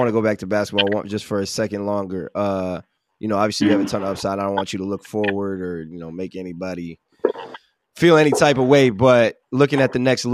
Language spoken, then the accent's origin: English; Minneapolis, Minnesota, United States; I'm from Minneapolis